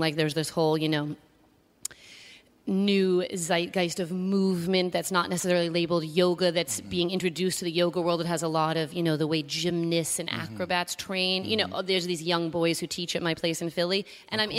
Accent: New York City, New York, United States; I grew up in a hotel called the Chelsea

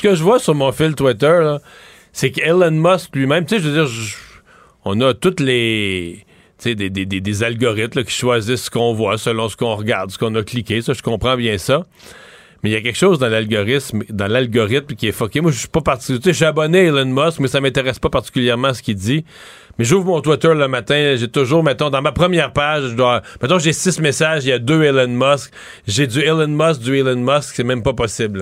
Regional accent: Quebec, Canada; chez nous au Québec

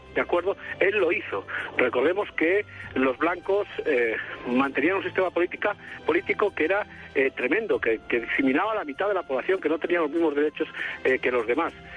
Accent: Spain; moved away as an adult; now in Colombia; llevo aquí 16 años ya

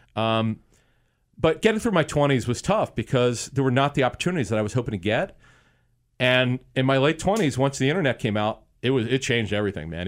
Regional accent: Philadelphia, Pennsylvania, United States; as a kid growing up in Philly, in the Philadelphia area

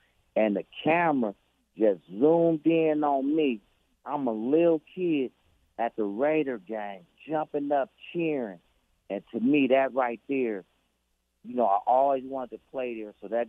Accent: Oakland, California, United States; my biggest story that I like to tell everybody is growing up in Oakland. I still remember this, 1919 East 15th Street, apartment number 5, right?

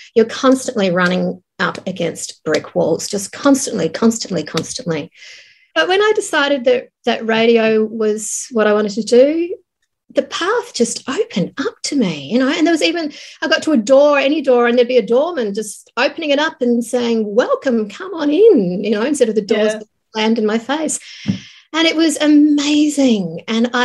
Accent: Tasmania, Australia; moved away as an adult; also born or lived in Sydney; I was living in Sydney because I grew up in Tasmania

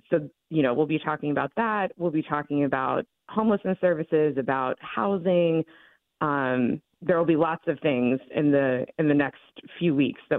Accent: Pittsburgh, Pennsylvania, United States; also born or lived in New York; I'm from mm-hmm. here, born and raised in the North Hills

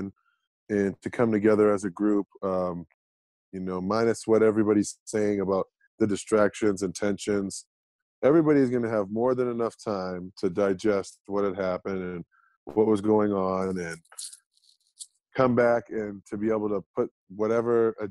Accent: East Coast, United States; moved away as an adult; also born or lived in Methuen, Massachusetts; now in Salt Lake City, United States; I'm from the East Coast

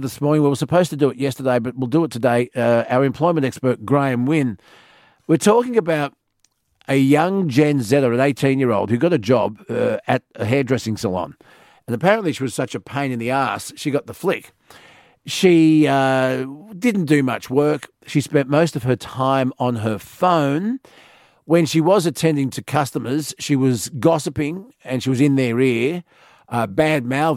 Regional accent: Sydney, New South Wales, Australia; I grew up on Sydney's northern beaches

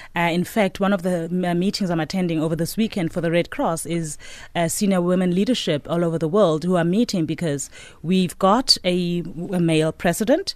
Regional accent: Johannesburg, Gauteng, South Africa; Alex. Grew up in Second Avenue

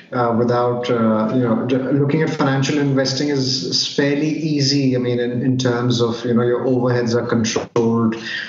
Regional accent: India; moved away as an adult; also born or lived in New York / London / Dubai / Singapore; Well, born, brought up in India, but over the last 14 to 15 years, I have stayed in 6 or 7 different countries. Of course, India is my base, but I've stayed in New York, London, Dubai, Singapore. I'm still very Indian at heart

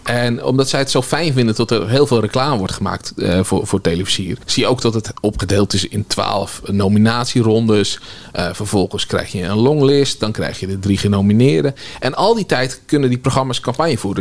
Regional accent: Nieuwegein, Utrecht, Netherlands; ik pendelde tussen Nieuwegein en Utrecht

